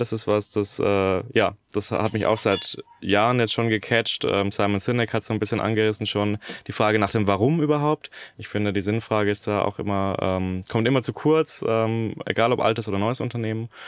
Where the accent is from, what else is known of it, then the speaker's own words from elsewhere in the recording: Germany; ich als Deutscher